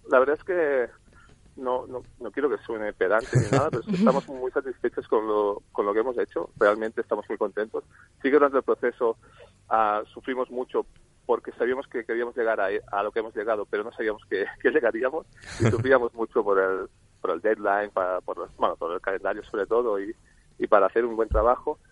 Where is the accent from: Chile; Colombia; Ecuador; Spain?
Spain; Barcelona, Catalonia; somos de Barcelona nosotros